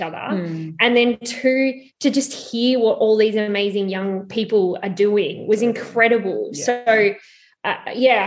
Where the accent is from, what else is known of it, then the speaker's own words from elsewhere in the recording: Mornington Peninsula, Victoria, Australia; I'm from the Mornington Peninsula